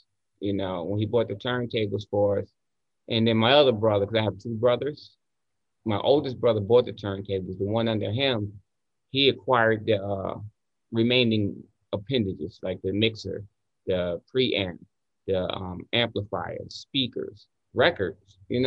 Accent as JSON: {"language": "English", "town": "Newark", "region": "New Jersey", "country": "United States", "tie": "born or raised there", "also_born_or_lived": "New York", "moved": "as an adult", "said": "Born and raised. Yes. Born and raised in Newark, New Jersey, to be exact"}